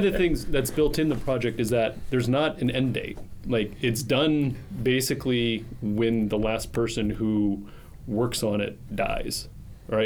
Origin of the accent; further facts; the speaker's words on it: Northwestern Pennsylvania, United States; Northwestern Pennsylvania, so it's cot, caught, rot, rot, sot, sot. It's all the same thing.